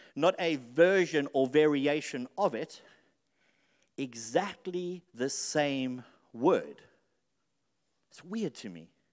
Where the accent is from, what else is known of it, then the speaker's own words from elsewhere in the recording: South Africa; moved away; I lived, I grew up in South Africa